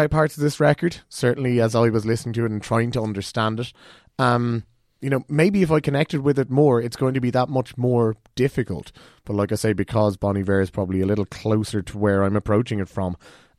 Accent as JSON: {"language": "English", "town": "Cork", "region": "Munster", "country": "Ireland", "said": "I'm from Cork"}